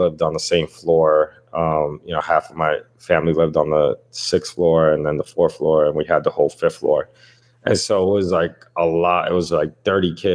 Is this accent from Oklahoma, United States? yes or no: no; New York City, New York, United States; I grew up in the Lower East Side. It's like the Lower East Side part of Manhattan.